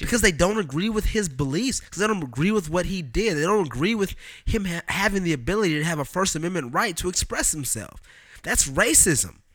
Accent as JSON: {"language": "English", "town": "Oakland", "region": "California", "country": "United States", "said": "Am I product of Oakland"}